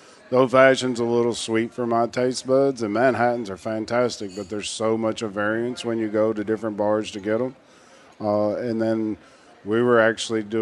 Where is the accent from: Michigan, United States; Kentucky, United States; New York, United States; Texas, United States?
Kentucky, United States; I grew up in Kentucky, and my mother was a good old Southern cook